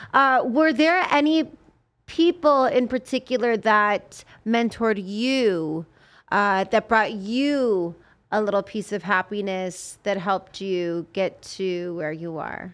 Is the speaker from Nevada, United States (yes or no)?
yes; Las Vegas, Nevada, United States; also born or lived in Los Angeles; I'm from Vegas.